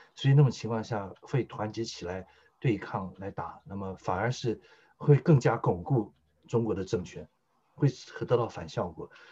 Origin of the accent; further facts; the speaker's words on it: Taiwan; 台湾是我心灵的故乡，是养我的故乡